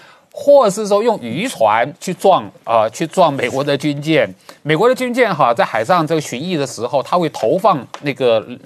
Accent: Taiwan; 我们台湾人权

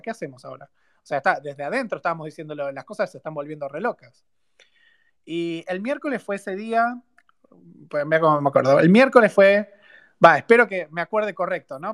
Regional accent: Buenos Aires, Argentina; also born or lived in Río Cuarto; soy de Río Cuarto, ¿no? Pero viví toda mi vida en Capital

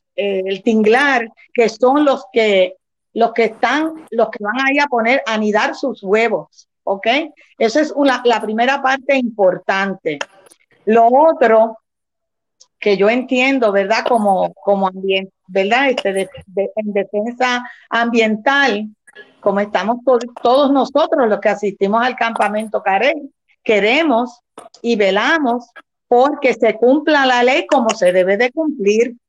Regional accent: Rincón, Puerto Rico; Nacida y criada en mi pueblo de Rincón.

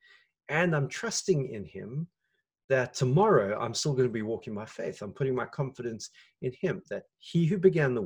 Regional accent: South Africa; as a South African

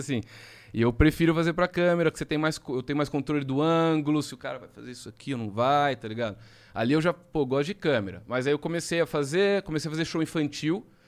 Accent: Jaú, São Paulo, Brazil; eu sou de Jaú, interior de São Paulo

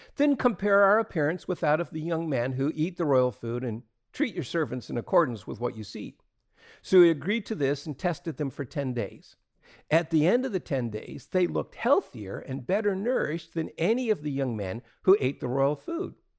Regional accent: Atlantic Canada, Canada; when I was a kid growing up in Atlantic Canada

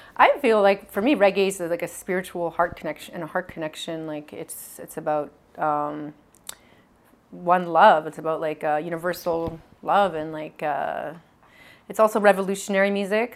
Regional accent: Edmonton, Alberta, Canada; now in Montreal, Canada; This is all in Alberta. Yeah, I grew up in Edmonton.

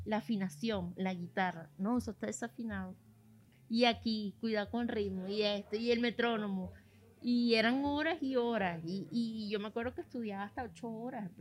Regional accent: Venezuela; moved away; después me fui del país

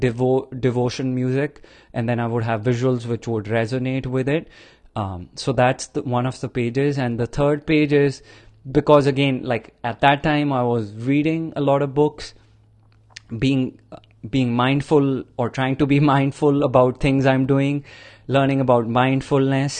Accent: India; growing up in India in like 80s, 70s, 90s

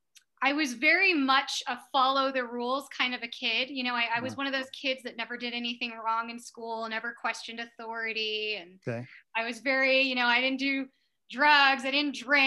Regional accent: San Diego, California, United States; moved away as an adult; also born or lived in Carmel, California / Texas; now in Boulder, United States; Born and raised in Southern California. Grew up surfing in San Diego

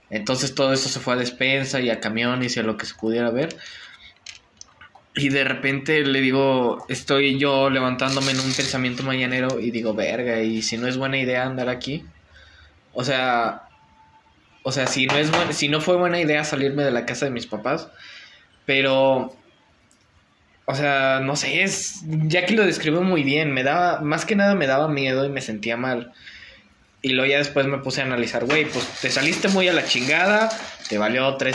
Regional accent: Mexico; Como buen mexicano.

